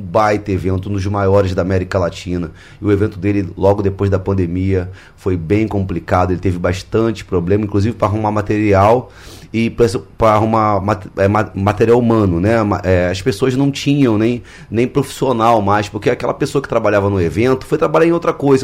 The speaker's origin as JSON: {"language": "Portuguese", "region": "Rio de Janeiro", "country": "Brazil", "moved": "yes", "said": "lá na minha cidade, no Rio"}